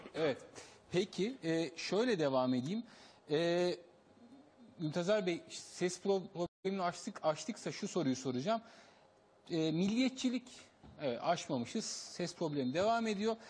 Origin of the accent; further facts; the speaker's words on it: Turkey; Ben Türk'üm, Sünniyim e, iki açıdan da Türkiye'de çoğunluğu temsil ediyorum